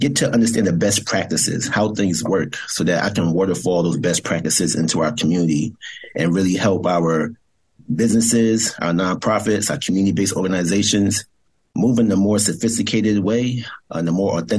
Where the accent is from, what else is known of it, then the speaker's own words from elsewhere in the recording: New Jersey, United States; moved away as an adult; also born or lived in Brooklyn, New York / Maryland / Washington, D.C.; I was born in Brooklyn, New York, as a firstborn generation Grenadian American, and spent most of my time growing up in Jersey